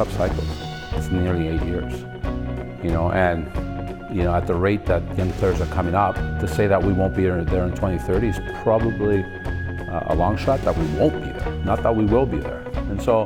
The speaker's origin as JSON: {"language": "English", "country": "Canada", "said": "Every day I'm Canadian. That never goes away"}